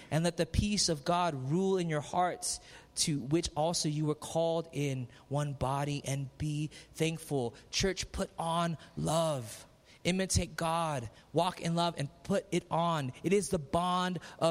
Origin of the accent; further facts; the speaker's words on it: Philippines; I'm Filipino